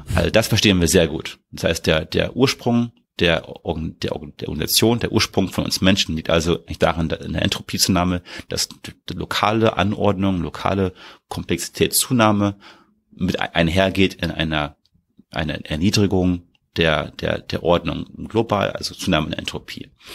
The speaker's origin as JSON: {"language": "German", "region": "Berlin", "country": "Germany", "tie": "born or raised there", "said": "ich bin ja aus, in Berlin geboren aufgewachsen"}